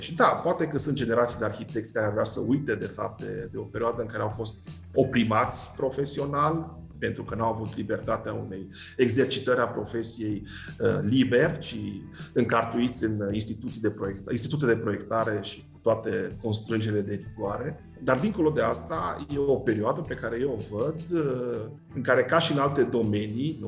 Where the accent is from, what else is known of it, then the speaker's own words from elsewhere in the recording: Cluj-Napoca, Cluj County, Romania; mă refer la Cluj, de unde sunt eu și de unde profesez